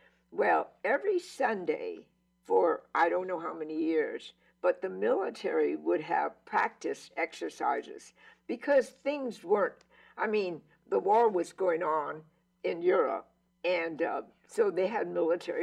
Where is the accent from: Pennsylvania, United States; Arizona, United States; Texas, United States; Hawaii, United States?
Hawaii, United States; Honolulu; we came home from Palolo Elementary School